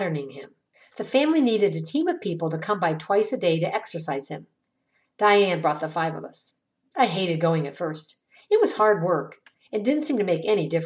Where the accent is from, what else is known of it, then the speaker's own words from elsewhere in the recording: Ravenna, Ohio, United States; The Johns family moved to my hometown, Ravenna, back in 1969 when I was in eighth grade